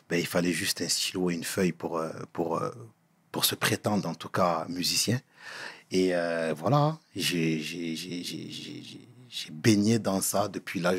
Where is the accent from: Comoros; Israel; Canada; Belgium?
Comoros; voilà, je suis un Comorien. Donc, euh, les coutumes étaient bien évidemment là.